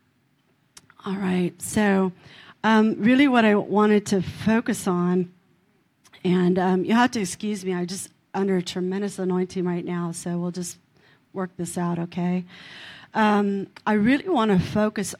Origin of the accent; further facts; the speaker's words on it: California, United States; I'm from California.